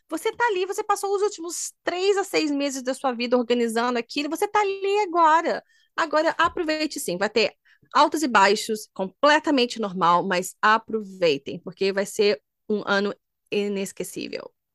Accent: Minas Gerais, Brazil; moved away as an adult; also born or lived in Germany; eu sou de Minas

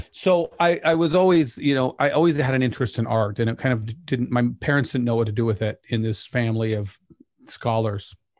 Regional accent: Pleasant Grove, Utah, United States; I grew up in Pleasant Grove

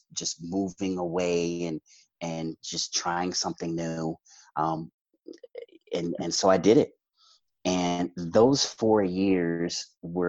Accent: Ames, Iowa, United States; also born or lived in New Orleans, Louisiana; I am from Des Moines, Iowa, or Ames, actually. And that's where I grew up.

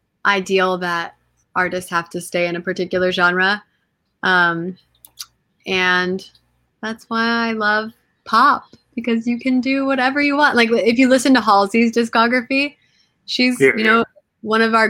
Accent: Lebanon; also born or lived in Curaçao; Yeah, Lebanese and straight from there. And then I spent a lot of time in the islands. I grew up in Curacao, going to Curacao for like 13 years of my life, and then I lived there for a little bit too

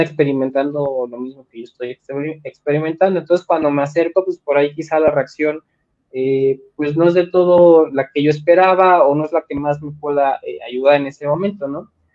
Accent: Mexico; soy mexicano, soy latino, tengo otras costumbres

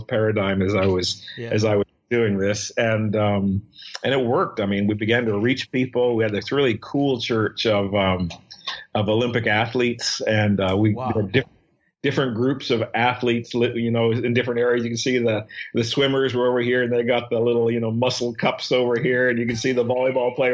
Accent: Saskatchewan, Canada; moved away as an adult; now in Toronto, Canada; my past memory of growing up in Saskatchewan

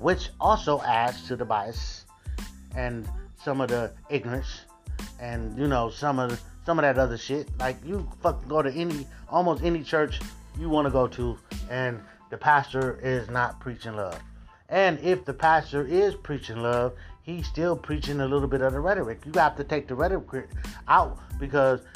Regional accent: United States; we are one of the most religious countries

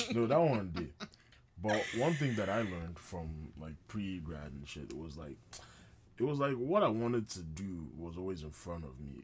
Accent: Nigeria; I'm a Nigerian guy

